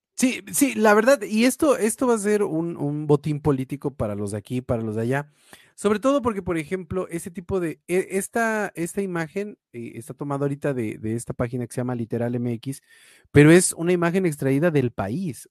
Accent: Mexico; como mexicano

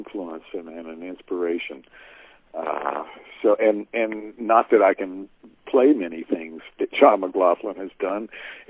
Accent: Kentucky, United States; as a Kentuckian to get to play in my home state

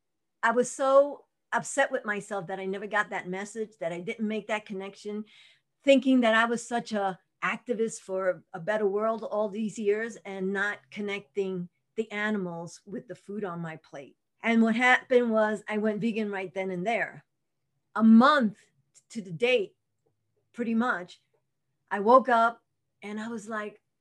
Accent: New York City, New York, United States; moved away as an adult; now in Albuquerque, United States; I was born and raised in Brooklyn, and I was going to Brooklyn College

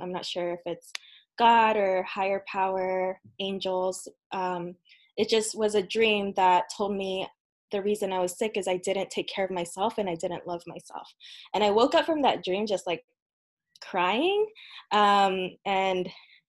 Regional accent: United States; also born or lived in Philippines; I was born here in the US

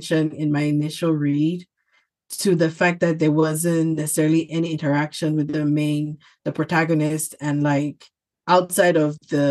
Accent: Bamenda, Northwest Region, Cameroon; moved away as an adult; now in United States; I was born in Bamenda, actually. So I lived there as a kid, but no, I only went to school in Bamenda.

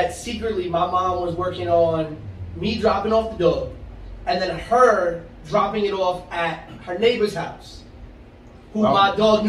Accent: New York City, New York, United States; also born or lived in Astoria, Queens / North Bronx; I grew up on Manhattan Avenue from the age of 2 years old. I've lived in the South Bronx my whole life outside of when I went to college and recently when I moved to the North Bronx by Pelham Bay.

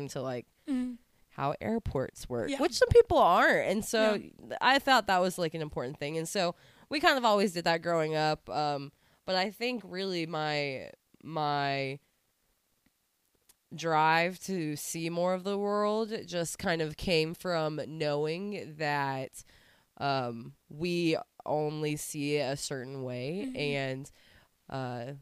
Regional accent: Fayetteville, Arkansas, United States; I grew up in Fayetteville.

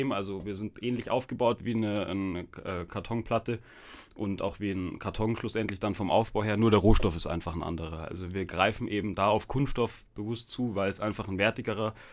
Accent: Munich, Bavaria, Germany; born there; ich bin aber in München geboren, genauso wie der Joshua eben.

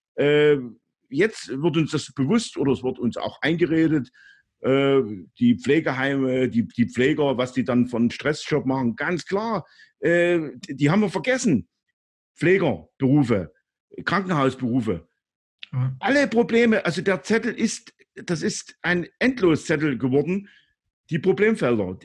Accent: East Germany, Germany; als Ostdeutscher. Äh, ich hab's auch, äh, aufgrund meiner, äh, meines Lebensalters auch die D D R Zeit erlebt

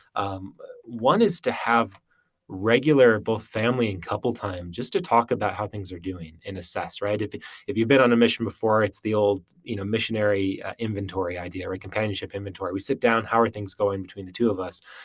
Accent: Western Wisconsin, United States; moved away as an adult; also born or lived in Utah / Minnesota; I grew up in Western Wisconsin, uh, my whole life.

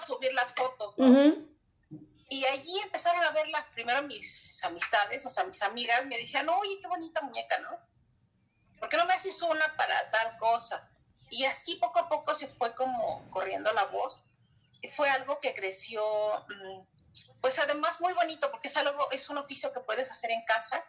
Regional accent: Mexico City, Mexico; yo llegué aquí a la delegación hace 20 años cuando me casé, pero nací en la Ciudad de México

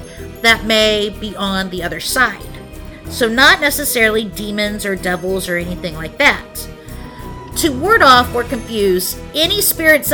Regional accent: Broken Arrow, Oklahoma, United States; my hometown of Broken Arrow, Oklahoma

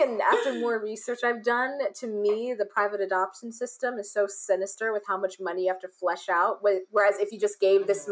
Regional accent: United States; my experience as an African or a child of African immigrants growing up in the United States

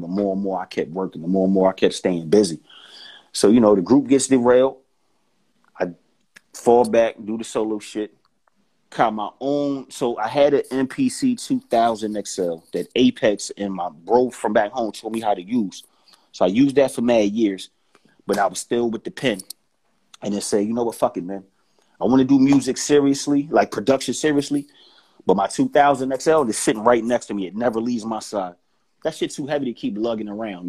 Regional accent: Philadelphia, Pennsylvania, United States; I'm from Philly, home of the aggressive ass individual

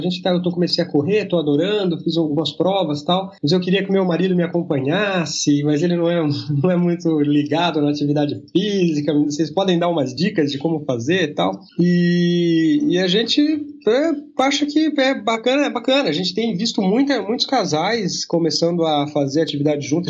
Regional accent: São Paulo, Brazil; moved away as an adult; now in Santa Catarina, Brazil; sou paulistano, né? Vivi a minha vida quase toda em São Paulo

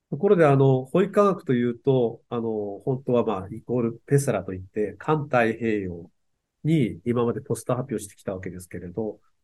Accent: Aomori, Japan; 青森の人なんですけど

